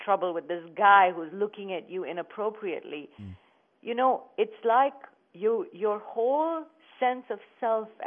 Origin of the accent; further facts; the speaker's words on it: India; moved away as an adult; now in United States; when I was growing up in India